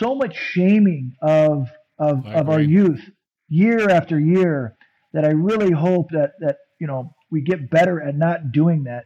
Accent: San Diego, California, United States; I was growing up in San Diego, and puberty was happening.

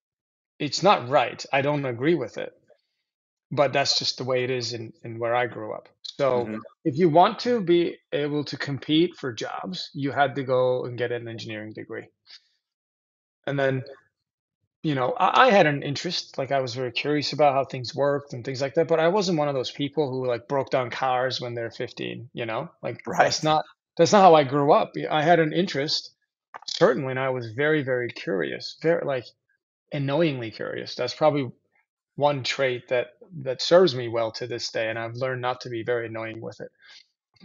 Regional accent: Turkey; moved away; I grew up in Turkey

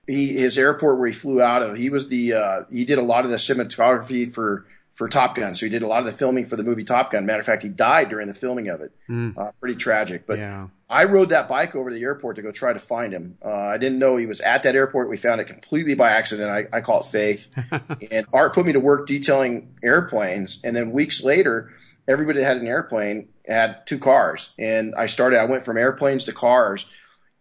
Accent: Southern California, United States; I grew up in here in Southern California, so was around cars constantly

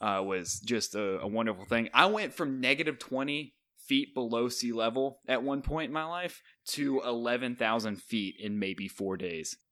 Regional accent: Montana, United States; moved away; my home state

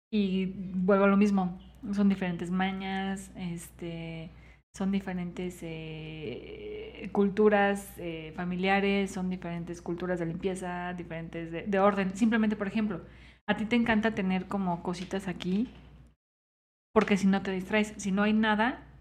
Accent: Michoacán, Mexico

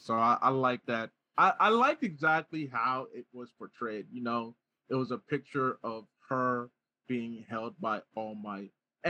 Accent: New Jersey, United States; I'm from Jersey.

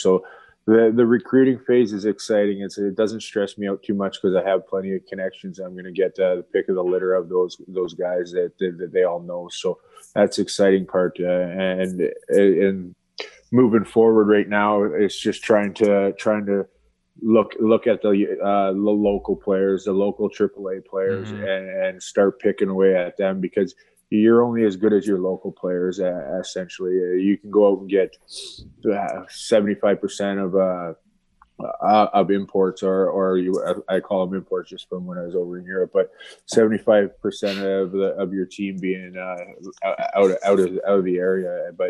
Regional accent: London, Ontario, Canada; He's from my hometown, so I was already in contact with him. He's got a lot of kids out of London, Ontario.

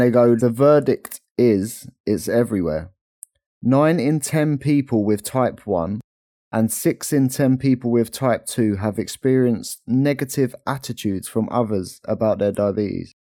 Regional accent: London, United Kingdom; as we're from London

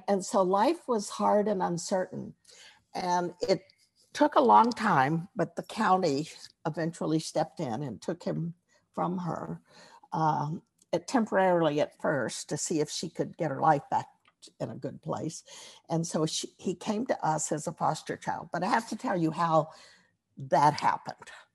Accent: Texas, United States; moved away; I'm from Texas, and even though I haven't lived there for most of my life, being born there and grown up, growing up there.

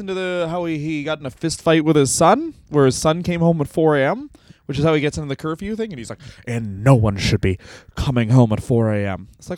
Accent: Canada; being Canadian.

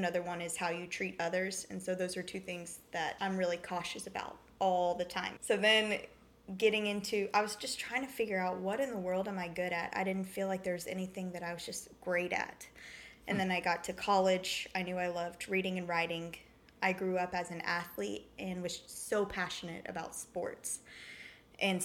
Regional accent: Brentwood, Tennessee, United States; also born or lived in Nashville, Tennessee; I grew up in Brentwood, Tennessee, born and raised in Nashville, so really familiar with the culture around here

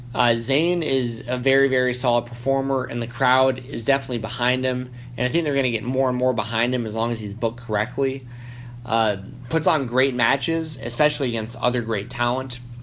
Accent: United States; being American

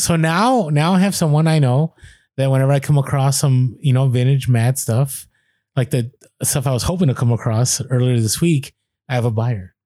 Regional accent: San Francisco, California, United States; I grew up in San Francisco

